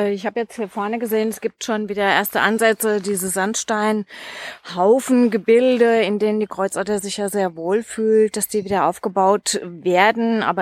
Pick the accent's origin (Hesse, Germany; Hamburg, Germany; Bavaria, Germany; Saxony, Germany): Hesse, Germany; Biebergemünd; also Bibergemündkassel im landläufigen Umgangston, das Besenkassel ein kleiner Ortsteil von Bibergemünd. Ich bin hier geboren, aufge